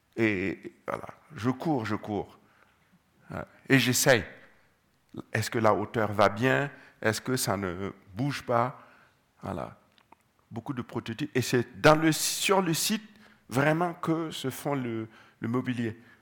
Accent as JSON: {"language": "French", "town": "Gando", "region": "Centre-Est", "country": "Burkina Faso", "tie": "born or raised there", "said": "je suis né au Burkina, précisément à Gando"}